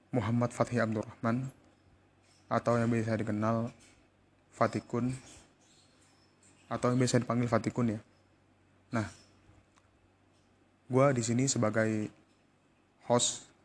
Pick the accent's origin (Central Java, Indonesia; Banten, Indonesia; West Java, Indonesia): Banten, Indonesia; Tangerang; born there; gue lahir di Tangerang pada tanggal 20 September 2000.